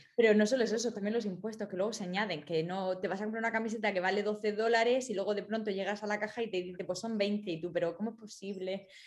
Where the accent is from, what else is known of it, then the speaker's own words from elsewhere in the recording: Murcia, Region of Murcia, Spain; moved away as an adult; also born or lived in London; now in United States; venimos de Murcia